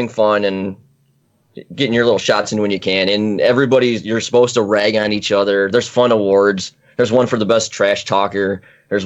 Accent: United States; accent: slight Canadian accent; also born or lived in Utah; I'm American

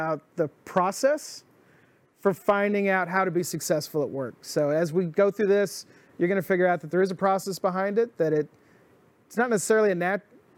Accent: Dallas, Texas, United States; I grew up in Dallas

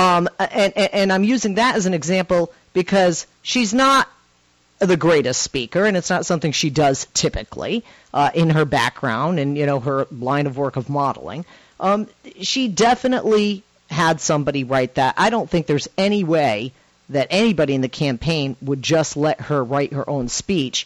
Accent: Massachusetts, United States; from my home state of Mass.

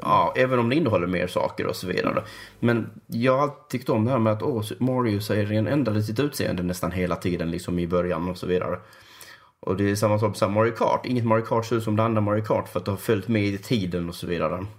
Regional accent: Sweden; jag är svensk

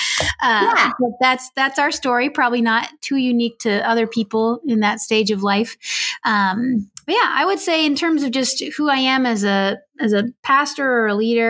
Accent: California, United States; now in Minnesota, United States; I'm originally from California

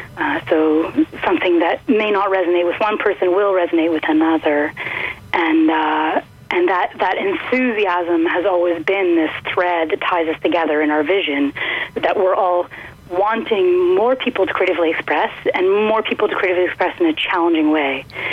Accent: Perth, Ontario, Canada; born there; I was born in Perth, Ontario, and I've lived kind of all over Canada.

